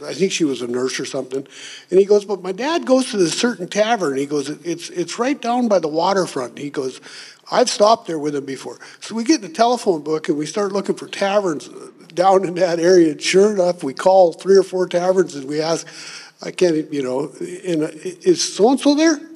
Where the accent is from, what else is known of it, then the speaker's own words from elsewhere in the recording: Minnesota, United States; grew up in Minnesota on a farm as a kid, and we didn't have running water until I was six years old.